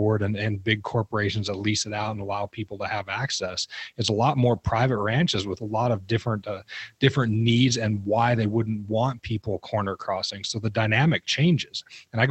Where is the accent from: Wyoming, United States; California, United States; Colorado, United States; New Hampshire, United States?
Wyoming, United States; Rock Springs; I grew up in Rock Springs, Wyoming.